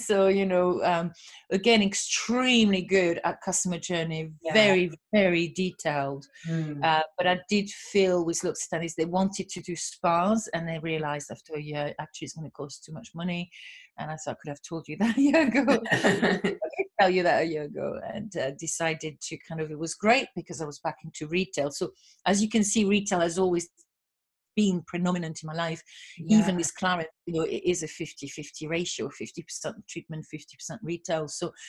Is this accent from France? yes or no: yes; France; English is a second language; now in United Kingdom; You know, I'm French, obviously, and I have been in the industry. Although some people kind of listen to my accent thinking, where is she from? You know, not really French. So I've been in the UK for 30 years.